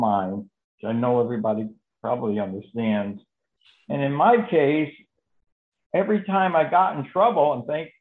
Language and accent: English; Connecticut, United States; now in Florida, United States; I'm from Connecticut, but I live in Florida